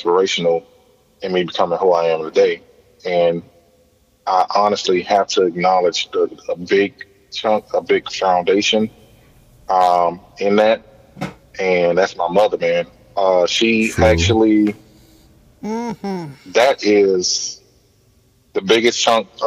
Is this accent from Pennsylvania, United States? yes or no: no; Miami, Florida, United States; I grew up in the Liberty City area as well